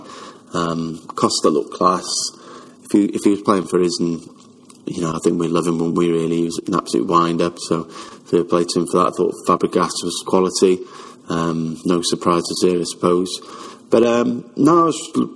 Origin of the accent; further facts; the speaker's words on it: Wales, United Kingdom; I'm Welsh